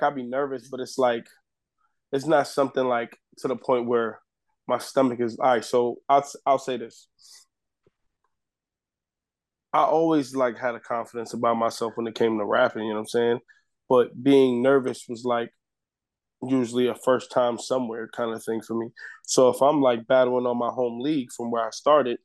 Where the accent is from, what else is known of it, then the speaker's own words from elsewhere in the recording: New York City, New York, United States; I'm from the Bronx